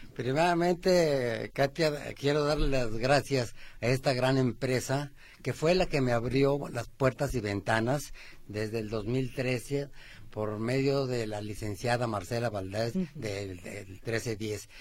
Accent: Aguascalientes, Mexico; now in Guadalajara, Mexico; Cuando yo tenía cinco o seis años, somos de Aguascalientes

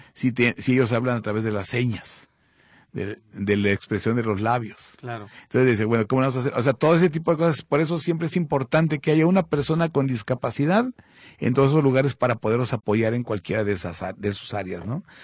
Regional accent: Mexico; Somos mexicanos

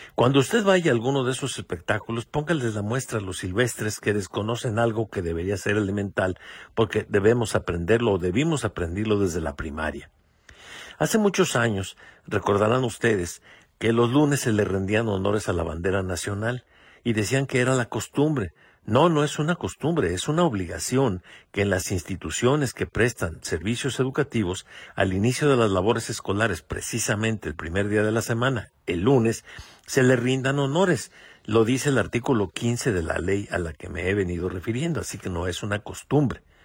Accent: Mexico; a todos nos incumbe como mexicanos

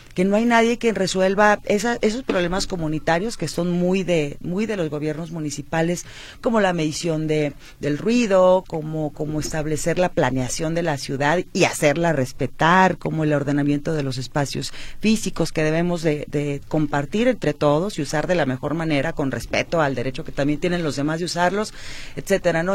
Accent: Guadalajara, Jalisco, Mexico; Soy tapatía de nacimiento, mis hijos son tapatíos, estudié la primaria, la secundaria, el la Escuela Politécnica de Guadalajara

